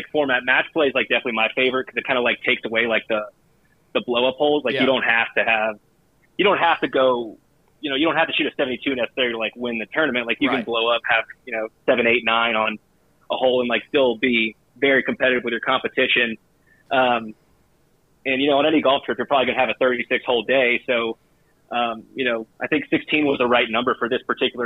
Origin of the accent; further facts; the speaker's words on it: Atlanta, Georgia, United States; moved away as an adult; also born or lived in Macon, Georgia / Indianapolis, Indiana; now in Johnson City, United States; I'm originally from the Atlanta area, but after college I lived in Macon, Georgia for 3.5 years, then Indianapolis for another 3 before moving down